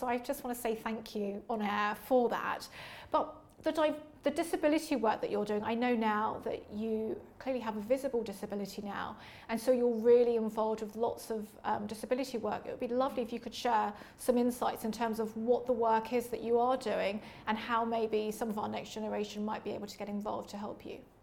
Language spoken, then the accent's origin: English; London, United Kingdom; I was born and raised in Leytonstone, East London